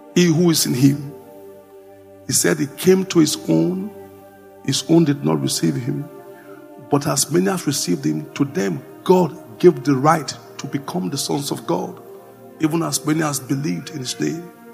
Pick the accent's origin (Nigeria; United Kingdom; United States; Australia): Nigeria; Jos, Plateau; I grew up in Jos